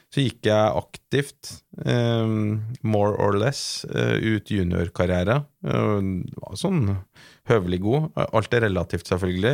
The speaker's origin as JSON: {"language": "Norwegian", "region": "Trøndelag", "country": "Norway", "tie": "born or raised there", "accent": "Trøndelag dialect", "moved": "yes", "said": "som du hører på dialekten, så er jeg jo ikke fra Oslo. Jeg er ikke født og oppvokst på NIH. E eh, jeg er jo fra Trøndelag"}